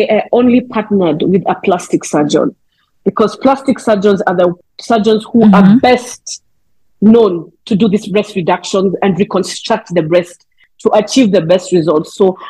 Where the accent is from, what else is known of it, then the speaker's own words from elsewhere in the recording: South Africa; I'm from South Africa.